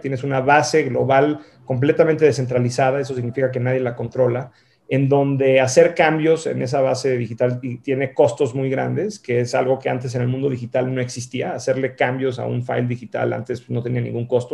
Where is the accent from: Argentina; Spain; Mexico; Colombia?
Mexico; moved away as an adult; also born or lived in San Francisco, United States / Boston, United States; yo soy mexicano, viví en México, ah, eh, crecí, viví en México hasta los 18 años, luego me fui a vivir fuera